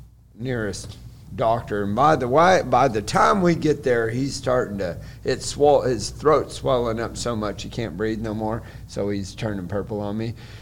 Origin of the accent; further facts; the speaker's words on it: Oklahoma, United States; No, I'm